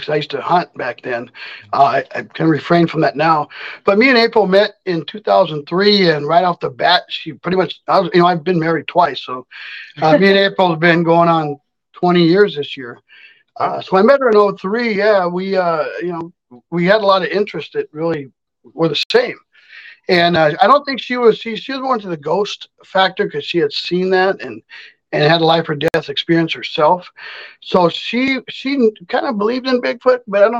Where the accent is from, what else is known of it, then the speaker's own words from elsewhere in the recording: Watsonville, California, United States; moved away as an adult; now in Minnesota, United States; I grew up in Monterey Bay, California, Santa Cruz. It's in between. It's a little town called Watsonville